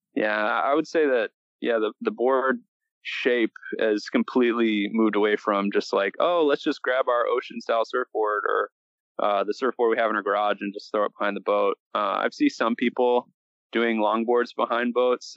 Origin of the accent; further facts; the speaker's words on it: Wadsworth, Illinois, United States; also born or lived in Sawyer, Michigan; I grew up uh, in Wadsworth, Illinois. So, just south of the Wisconsin border, close to Lake Michigan